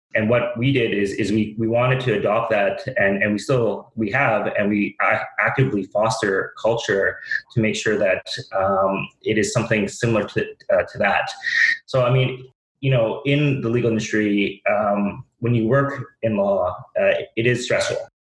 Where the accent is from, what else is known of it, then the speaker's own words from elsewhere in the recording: Vancouver, British Columbia, Canada; I'm born and raised in Vancouver.